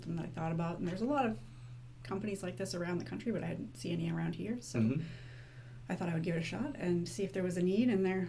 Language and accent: English; Merrimack, New Hampshire, United States; I am from Merrimack.